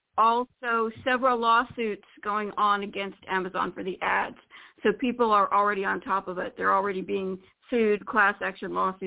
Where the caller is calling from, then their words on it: Florida, United States; I'm calling from Florida